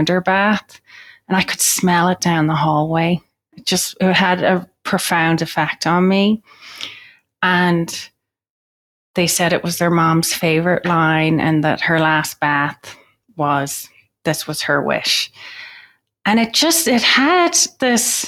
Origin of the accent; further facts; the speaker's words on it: Ireland; I'm Irish.